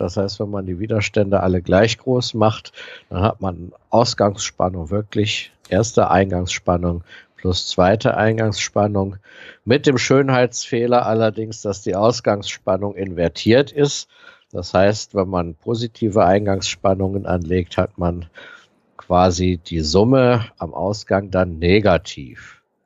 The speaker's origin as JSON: {"language": "German", "town": "Aachen", "region": "North Rhine-Westphalia", "country": "Germany", "tie": "born or raised there", "said": "meine Heimatstadt Aachen"}